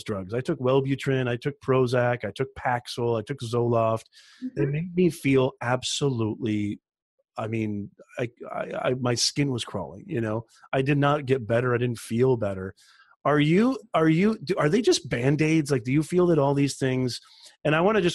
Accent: Indiana, United States; now in California, United States; I grew up in Indiana

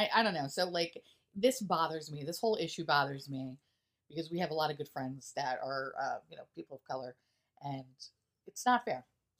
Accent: New York City, New York, United States; I grew up in New York City. I grew up in Queens. I grew up having a lot of friends of all different backgrounds and ethnicities

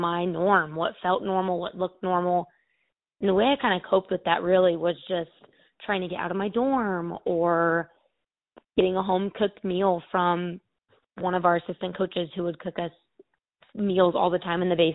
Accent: Phoenix, Arizona, United States; also born or lived in Oxford, Ohio; I'm from Phoenix, Arizona, and I moved about 1,800 miles away to Oxford, Ohio

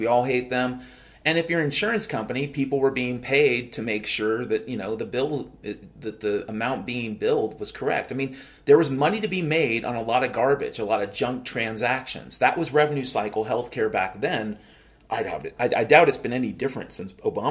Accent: Mount Vernon, Washington, United States; I grew up in Mount Vernon, Washington, and we were at least 10 or 20 years behind the times.

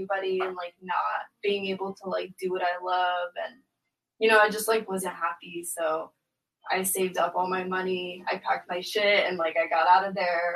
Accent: San Diego, California, United States; also born or lived in Oceanside; I was actually born and raised in San Diego. But I've lived in Oceanside for a few years.

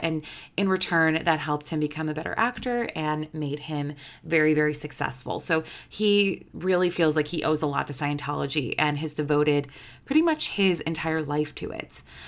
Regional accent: Chicago, Illinois, United States; I'm from Chicago

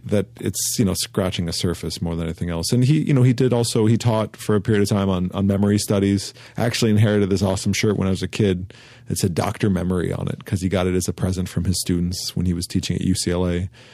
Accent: Santa Monica, California, United States; Santa Monica, where I grew up on Southside Santa Monica, was very much Dogtown

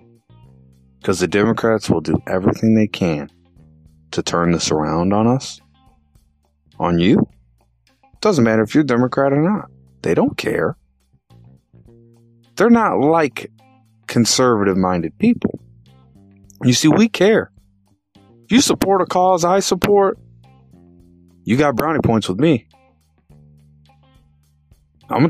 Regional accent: Illinois, United States; I'm from Illinois

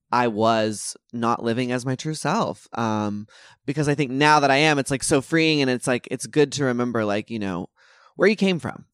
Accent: Texas, United States; moved away; growing up in Texas

